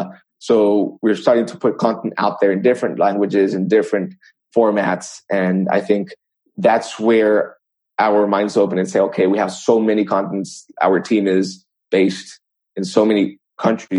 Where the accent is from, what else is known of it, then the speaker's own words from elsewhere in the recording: El Salvador; I was born in El Salvador